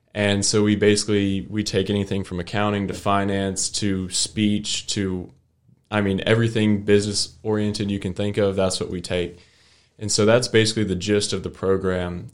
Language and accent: English; Fort Worth, Texas, United States; I'm from Fort Worth, and it's a big city